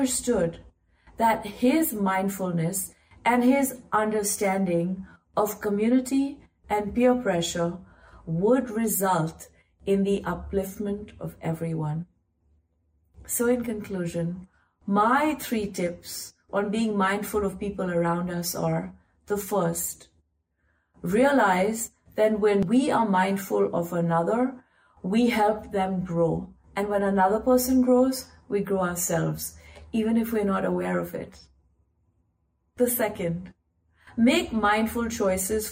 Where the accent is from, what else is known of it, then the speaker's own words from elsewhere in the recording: India; I grew up in India, surrounded by buas, fufas, taijis, taojis, mosas, mosis, and you all my cousins